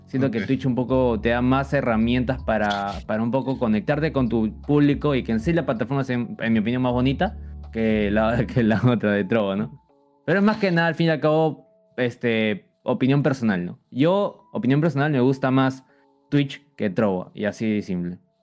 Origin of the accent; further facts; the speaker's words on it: Peru; soy de Perú